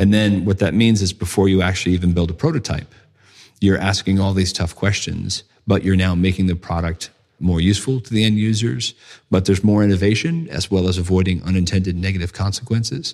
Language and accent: English; United States; moved away as an adult; also born or lived in London; I'm from the States